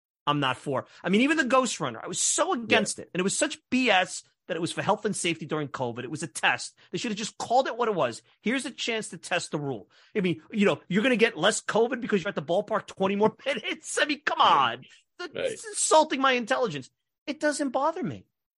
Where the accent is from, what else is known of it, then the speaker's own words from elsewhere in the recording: New York City, New York, United States; now in Long Island, United States; I grew up in Brooklyn